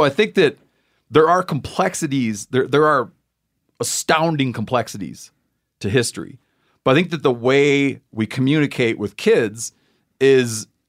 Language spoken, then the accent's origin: English; Michigan, United States; Where I grew up in Muskegon County Michigan.